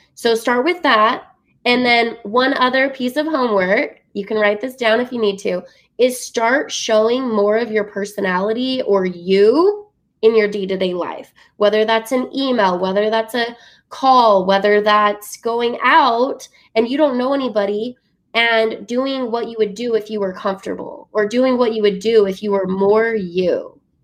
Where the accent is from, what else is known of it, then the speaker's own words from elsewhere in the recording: Utah, United States; growing up in Utah